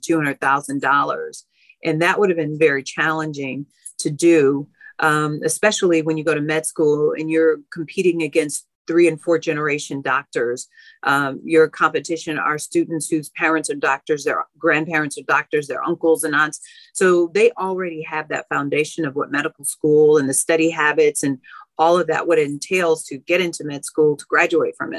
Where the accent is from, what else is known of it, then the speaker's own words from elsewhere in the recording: Chicago, Illinois, United States; I'm born and raised on the south side of Chicago.